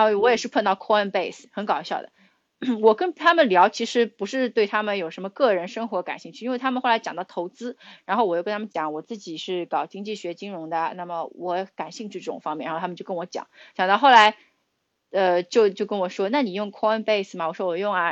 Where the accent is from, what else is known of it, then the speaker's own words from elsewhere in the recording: Shanghai, China; moved away as an adult; now in United States; 我是上海人